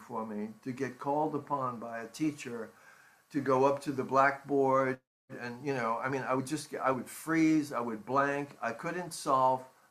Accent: Jersey City, New Jersey, United States; also born or lived in New York City; when I was 8 years old, my parents bought a home in Jersey City

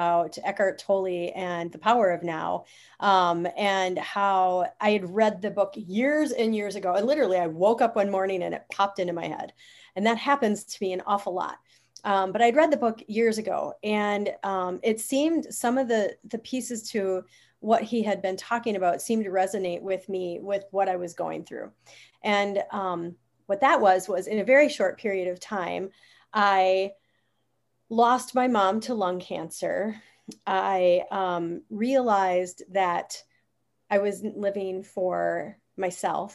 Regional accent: Wisconsin, United States; I grew up in Wisconsin, so I'm a Wisconsinite.

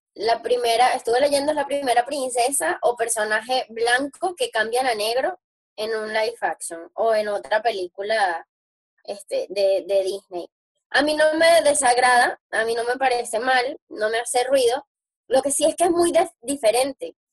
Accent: Venezuela; somos venezolanos

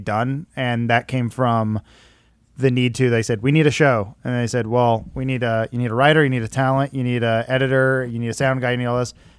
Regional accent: Santa Clarita, California, United States; also born or lived in Northridge / Granada Hills / Castaic; Santa Clarita, grew up most of my life, but I was born in Northridge.

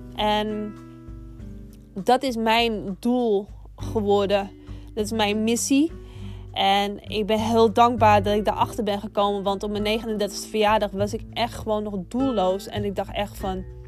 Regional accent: Amsterdam, North Holland, Netherlands; Ik woon al mijn hele leven in Amsterdam. Ik ben een geboren en getogen Amsterdamse. Wellicht dat je het ook wel een beetje kan horen

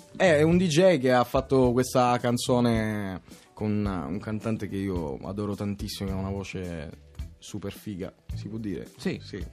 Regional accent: Catania, Sicily, Italy; Sono di Catania.

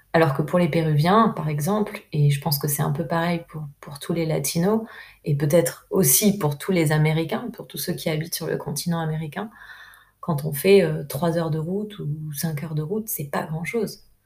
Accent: France; moved away as an adult; also born or lived in Peru; en tant que Française

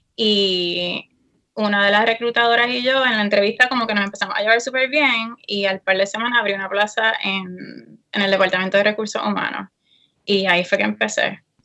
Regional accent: Aguadilla, Puerto Rico; moved away as an adult; now in United States; soy orinal de Aguadilla, Uh, eh, I know, Westside

